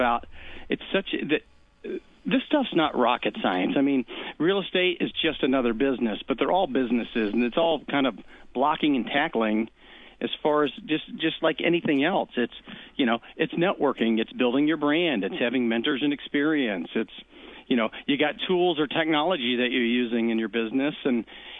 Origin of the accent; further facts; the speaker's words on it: Louisville, Kentucky, United States; moved away as an adult; also born or lived in Cincinnati, Ohio; now in Kansas City, United States; I grew up in Louisville, Kentucky